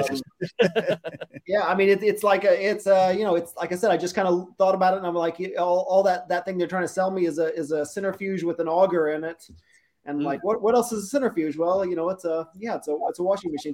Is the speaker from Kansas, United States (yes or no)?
yes; Kansas, United States; now in Sydney, Australia; I'm I'm American. I'm from Kansas.